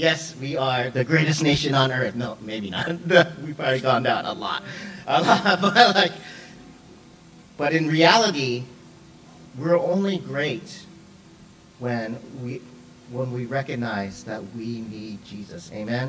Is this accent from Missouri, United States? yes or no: no; Seattle, Washington, United States; also born or lived in Hawaii / Samoa / Los Angeles / Texas; I was born in Hawaii, then we moved to Samoa, then we went to LA, then we went to Texas, then Georgia, and then Washington. And then within Washington, we moved around a lot. But I would say my hometown is Seattle.